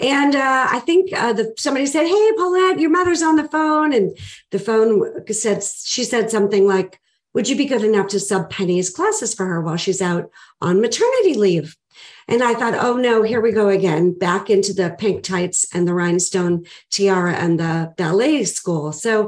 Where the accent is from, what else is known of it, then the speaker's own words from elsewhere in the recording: Boston, Massachusetts, United States; I am originally from Boston. I was born and raised there, and I know I don't sound like it.